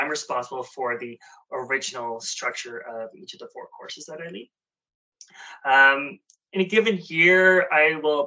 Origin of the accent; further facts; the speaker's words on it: Ottawa, Ontario, Canada; moved away as an adult; also born or lived in Nepean, Ontario; now in Toronto, Canada; I'm from Ottawa